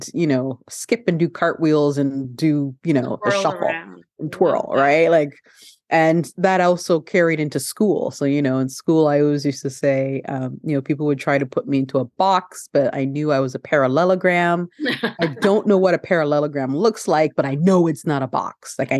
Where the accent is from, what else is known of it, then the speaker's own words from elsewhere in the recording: Canada; also born or lived in Ghana; So I'm originally from Ghana. So I was born in Ghana, West Africa. And then my mother, along with my parents, I immigrated to Canada when I was a baby. So I was like 2 years old when we came to Canada.